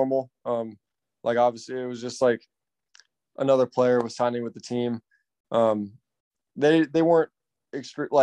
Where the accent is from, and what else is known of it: Plano, Texas, United States; born or raised there; moved away; also born or lived in Portugal